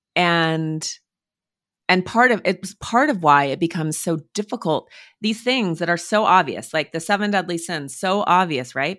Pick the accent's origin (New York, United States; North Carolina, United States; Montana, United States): Montana, United States; I grew up in Montana, in the woods